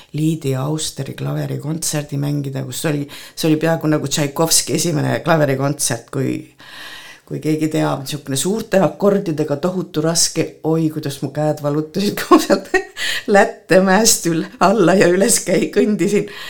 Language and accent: Estonian; Kohtla-Järve, Ida-Viru County, Estonia; now in Põltsamaa, Estonia; ma sündisin Kohtla-Järvel